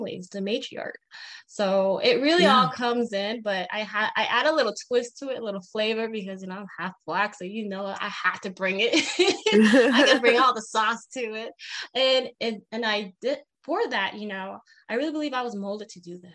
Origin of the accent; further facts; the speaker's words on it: Peshpito, Arizona, United States; I'm from Peshpito, Arizona, located on the Navajo Reservation